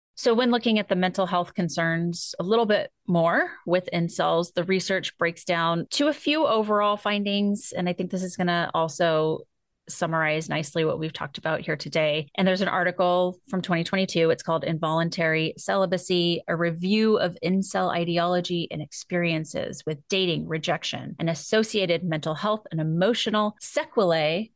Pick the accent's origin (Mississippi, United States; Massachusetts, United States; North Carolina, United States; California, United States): California, United States; I'm from California.